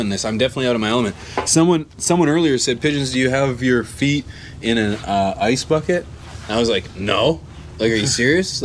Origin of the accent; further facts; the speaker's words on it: British Columbia, Canada; I'm from Canada